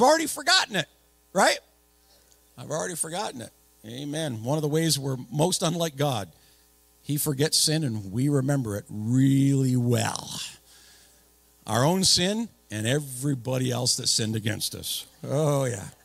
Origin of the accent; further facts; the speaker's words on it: Napanee, Ontario, Canada; I was born and raised in Napanee